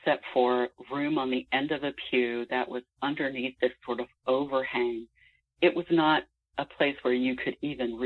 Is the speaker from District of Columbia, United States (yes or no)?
yes; Washington, District of Columbia, United States; I grew up actually in the Washington, D.C. area, suburban Washington, D.C.